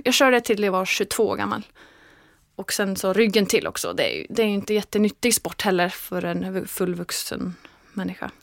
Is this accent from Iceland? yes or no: yes; Iceland; Swedish is a second language; now in Sweden; när jag kommer hem till Island